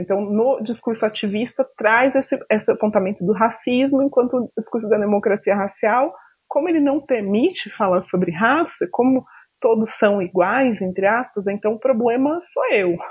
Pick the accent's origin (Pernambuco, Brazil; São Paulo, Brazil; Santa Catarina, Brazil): São Paulo, Brazil; interior of; now in Brasília, Brazil; Eu cresci no interior de São Paulo, em uma cidade com muitas pessoas brancas